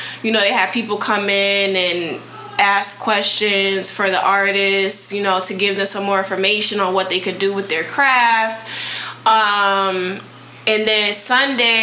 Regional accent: New Haven, Connecticut, United States; moved away; New Haven, Connecticut is my hometown, and one of the producers, I went to middle school with him, elementary and middle school with him

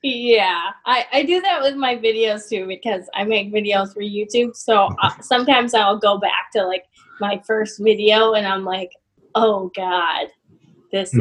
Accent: Massachusetts, United States; now in Albany, United States; I'm from Massachusetts.

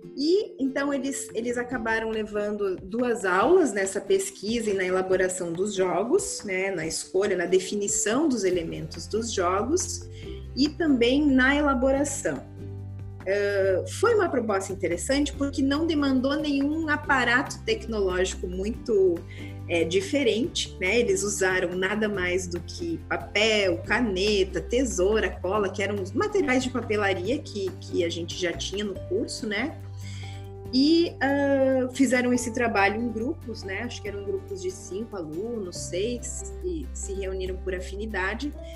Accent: Gaúcha, Rio Grande do Sul, Brazil; moved away; also born or lived in Santa Catarina; sou gaúcha

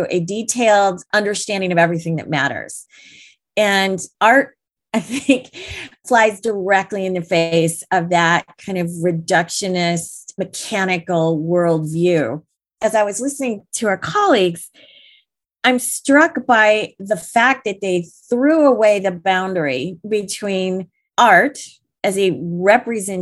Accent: Detroit, Michigan, United States; I grew up outside of Detroit.

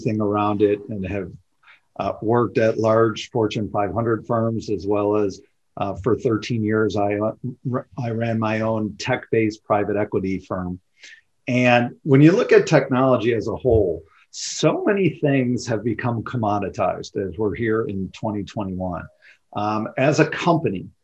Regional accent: Chicago, Illinois, United States; moved away as an adult; now in Scottsdale, United States; I grew up in the Chicagoland area, born and raised

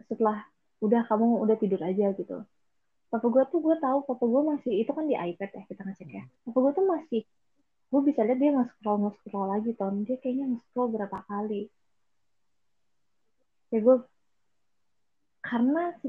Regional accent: BSD, Banten, Indonesia; kita kan anak BSD jadi lebih deket ke Soekarno

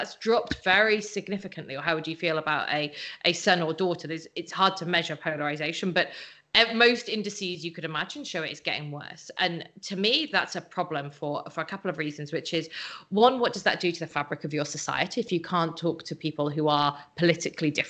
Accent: Wales, United Kingdom; now in California, United States; I'm a British citizen, but I'm Welsh

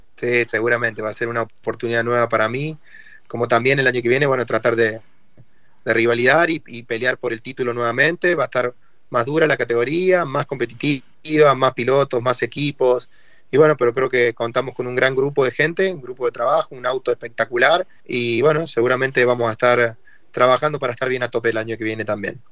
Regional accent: Argentina

